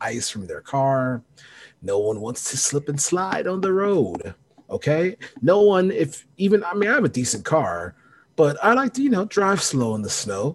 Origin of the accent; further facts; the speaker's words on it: Chicagoland suburbs, Illinois, United States; we're both from the Chicagoland. I'm from the suburbs